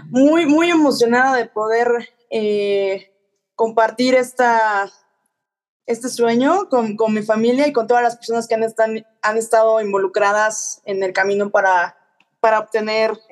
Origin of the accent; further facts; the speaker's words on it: Puebla, Mexico; born there; also born or lived in Playa del Carmen / Cozumel / Mexico City; yo nací en Puebla eh, a través de diferentes etapas de mi vida por los trabajos de mis padres. Me he mudado y he estado en diferentes ciudades, incluyendo Playa del Carmen, Cozumel, eh, también Ciudad de México.